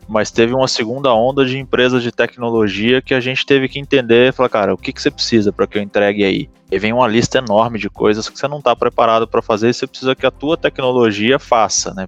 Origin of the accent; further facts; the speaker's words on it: Itajaí, Santa Catarina, Brazil; como bom sulista de Itajaí, Balneário Camboriú e região